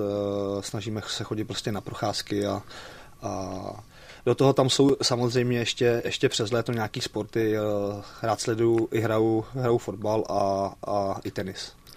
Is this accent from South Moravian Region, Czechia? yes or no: no; Plzeň, Plzeň Region, Czechia; nebo jsme byli u nás v Plzni na sídlišti